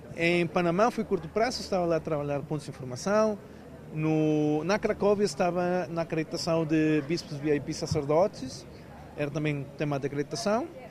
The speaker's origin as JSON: {"language": "Portuguese", "country": "Mexico", "also_born_or_lived": "Brazil", "second_language": "Portuguese", "moved": "as an adult", "lives_now": "Portugal", "said": "Quando estava lá no México ainda"}